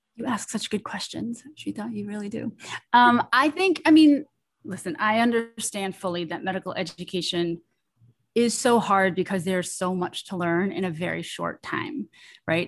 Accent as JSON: {"language": "English", "region": "New York", "country": "United States", "tie": "born or raised there", "said": "I am a first generation Chinese American, born and raised in New York"}